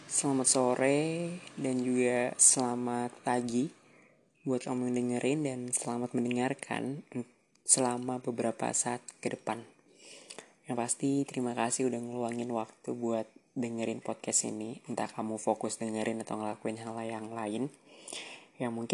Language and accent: Indonesian; Samarinda, East Kalimantan, Indonesia; also born or lived in Jember; waktu itu di Jember dan sekarang aku lagi di Samarinda alias udah balik lagi ke kampung halamanku.